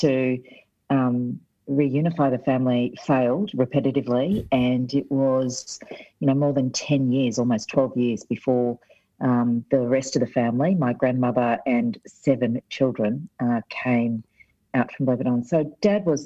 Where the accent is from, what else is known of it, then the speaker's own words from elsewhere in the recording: Brisbane, Queensland, Australia; born and raised in South Brisbane